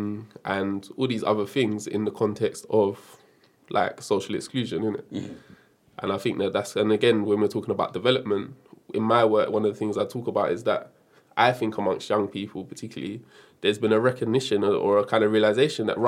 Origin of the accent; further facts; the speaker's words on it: London, United Kingdom; I grew up in Brixton in South London.